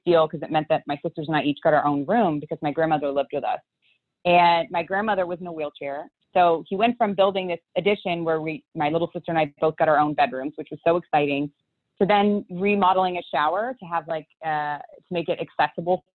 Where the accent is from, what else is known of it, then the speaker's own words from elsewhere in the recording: Houston, Texas, United States; I grew up here in Houston, Texas